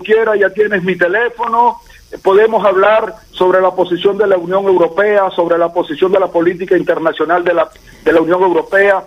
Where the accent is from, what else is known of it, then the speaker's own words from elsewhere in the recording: Venezuela; moved away as an adult; now in Budapest, Hungary; como un venezolano de a pie que tuvo que salir de Venezuela para el exilio